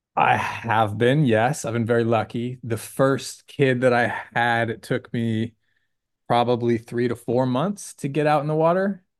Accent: Sunnyvale, California, United States; also born or lived in Oregon / Oakland; I grew up over the hill in a town called Sunnyvale

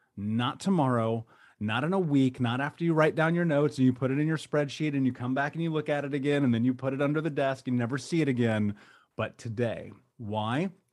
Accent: United States; growing up in America

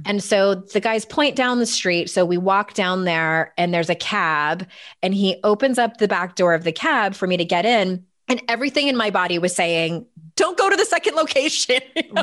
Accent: San Diego, California, United States; moved away as an adult; now in East Coast, United States; I was born and raised in San Diego. I was there until I was thirty-six

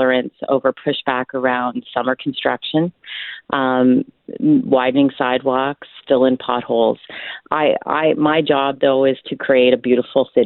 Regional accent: Ottawa, Ontario, Canada; also born or lived in Toronto / Montreal; now in Winnipeg, Canada; I grew up in Ottawa.

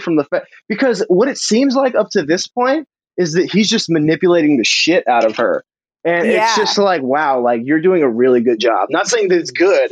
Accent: Texas, United States; growing up in Texas

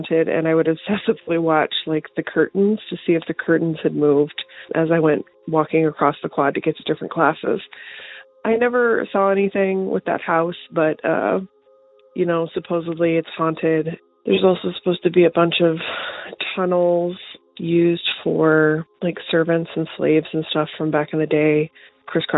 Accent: Alabama, United States; I grew up in Alabama

